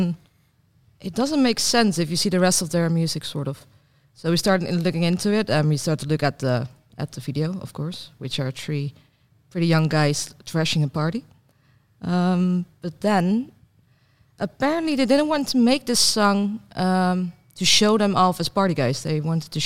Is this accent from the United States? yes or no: no; Netherlands; accent: Dutch; Well, I'm pretty Dutch